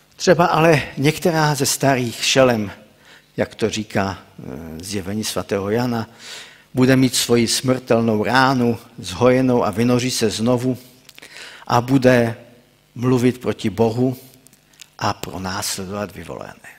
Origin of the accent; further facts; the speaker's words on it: Czechia; also born or lived in Ostrava; pocházím z Odřichovic